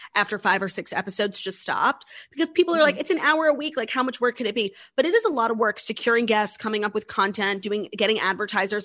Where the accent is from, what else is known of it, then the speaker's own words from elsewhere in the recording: New York City, New York, United States; it was in my hometown